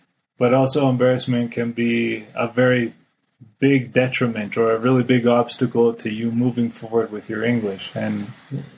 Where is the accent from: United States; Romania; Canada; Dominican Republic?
Canada; moved away; I'm a Canadian.